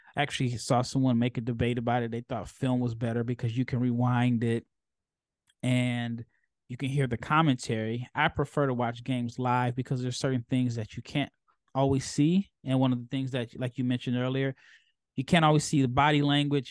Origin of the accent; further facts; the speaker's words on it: Omaha, Nebraska, United States; now in Texas, United States; I'm from Omaha, so even though I live in Texas